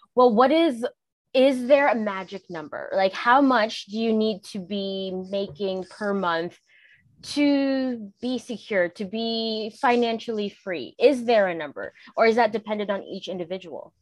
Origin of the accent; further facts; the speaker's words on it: Canada; I'm Canadian